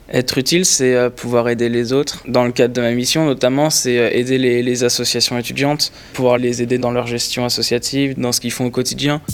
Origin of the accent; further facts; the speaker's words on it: Lyon, Auvergne-Rhône-Alpes, France; moved away as an adult; now in Paris, France; je viens de Lyon, j'étais à Lyon l'année dernière et je me suis dit, je vais aller sur Paris